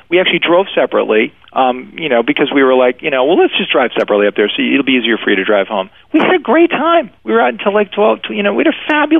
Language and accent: English; Maine, United States; I mean, I'm from Maine, you know, so believe me, I was trying to work through it